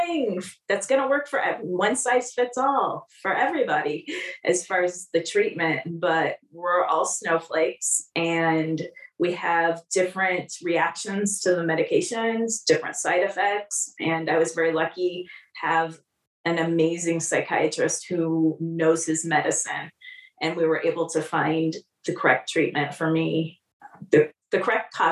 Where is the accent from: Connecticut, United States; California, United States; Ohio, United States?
California, United States; moved away; also born or lived in Des Moines, Iowa; I was a California girl. I grew up in California.